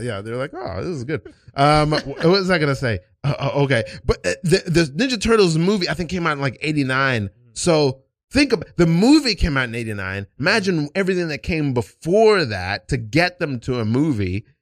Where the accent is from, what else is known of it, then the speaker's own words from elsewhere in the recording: New York, United States; moved away; also born or lived in Port Charlotte, Florida; I'm from New York, but I was in high school in, you know, Port Charlotte, Florida.